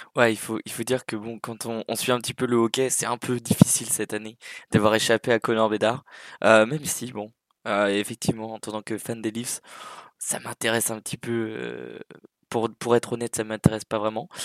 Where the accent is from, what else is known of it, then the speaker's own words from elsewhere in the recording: Sweden; moved away; also born or lived in Angers, France; je suis né à Angers, du coup euh, terre des derniers vainqueurs de la Coupe de France. Et puis j'ai grandi euh, entre Södertälje et Malmö.